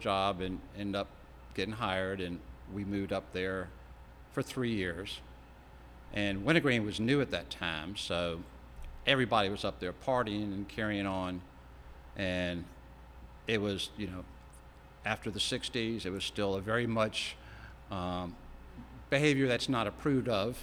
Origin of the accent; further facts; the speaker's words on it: Richmond, Virginia, United States; moved away as an adult; now in Ashland, United States; when I grew up in Richmond